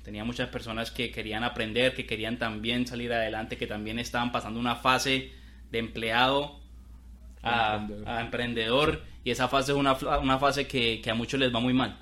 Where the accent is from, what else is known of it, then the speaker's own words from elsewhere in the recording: Colombia; moved away as an adult; now in United States; claramente soy de Colombia, somos de Colombia. Cali, Colombia, Bogotá